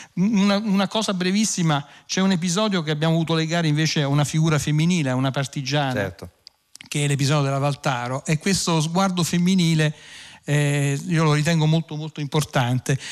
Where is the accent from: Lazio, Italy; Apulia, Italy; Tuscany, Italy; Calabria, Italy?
Lazio, Italy; province of Latina; io essendo cresciuto in provincia di Latina